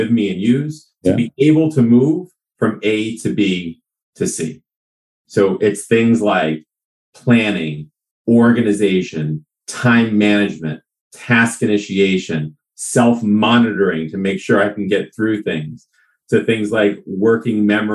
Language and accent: English; Newton, Massachusetts, United States; also born or lived in New York City; I'm originally from Newton, Massachusetts